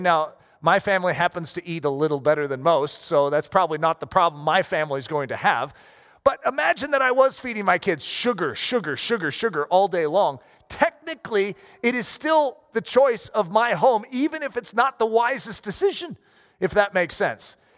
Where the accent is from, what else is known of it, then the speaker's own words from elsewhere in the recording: United States; as Americans